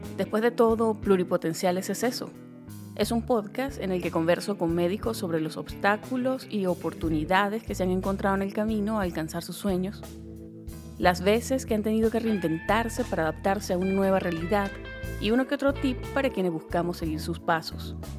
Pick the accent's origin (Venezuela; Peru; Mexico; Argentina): Venezuela; moved away as an adult; now in United States; Soy una médico venezolana que se vino hace años a Estados Unidos con dos maletas